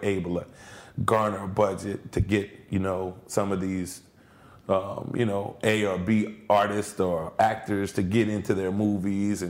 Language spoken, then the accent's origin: English; New Orleans, Louisiana, United States; how I came up, you know, in New Orleans. I was born and raised in the 7th Ward